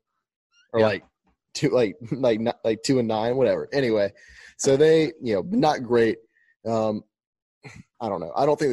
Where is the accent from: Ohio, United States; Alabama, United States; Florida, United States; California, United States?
Alabama, United States; we're from Alabama.